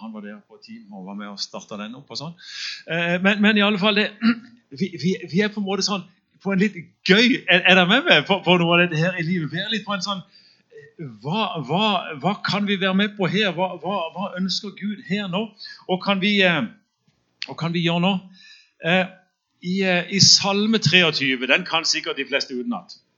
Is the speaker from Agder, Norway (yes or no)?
yes; Søgne, Agder, Norway; der jeg vokste opp på, på bedehuset i Søgne